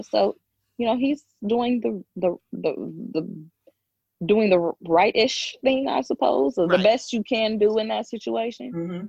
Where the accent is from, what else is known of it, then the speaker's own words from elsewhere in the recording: California, United States; You know, I'm from California, so you know that's our old governor.